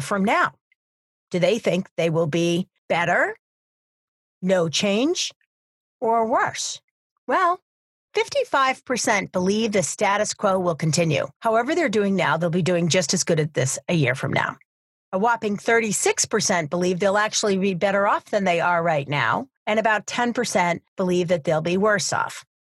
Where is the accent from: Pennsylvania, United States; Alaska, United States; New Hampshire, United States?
New Hampshire, United States; University of New Hampshire, here in my home state